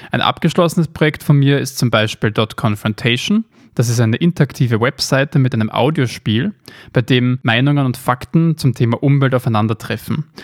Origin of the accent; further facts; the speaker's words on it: Vienna, Austria; born there; Ich bin geboren in Wien, lebe derzeit auch dort 24 Jahre alt